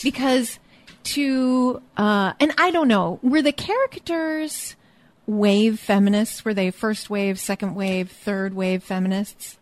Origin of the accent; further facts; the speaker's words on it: Alaska, United States; moved away; I am from Alaska